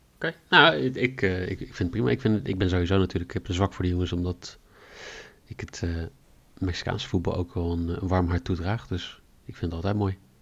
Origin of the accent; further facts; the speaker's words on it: Netherlands; wij natuurlijk als Nederlanders